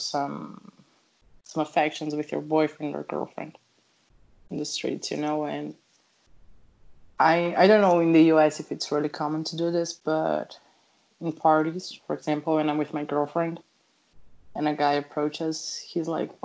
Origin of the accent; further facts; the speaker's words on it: Brazil; I'm from Brazil